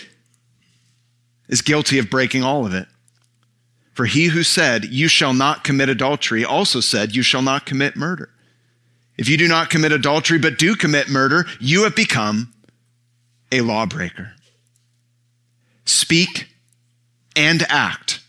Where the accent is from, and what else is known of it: San Francisco Bay Area, California, United States; born or raised there; moved away